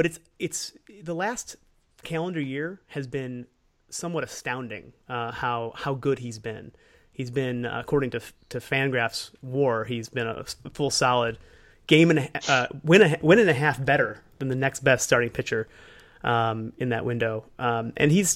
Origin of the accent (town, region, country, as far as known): Cleveland, Ohio, United States; born or raised there